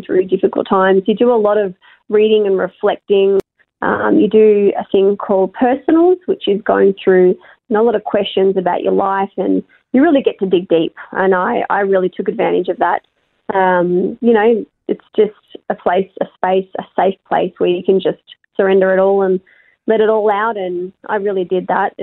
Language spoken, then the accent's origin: English; Melbourne, Victoria, Australia; I'm from Melbourne, obviously I'm quite far away from my family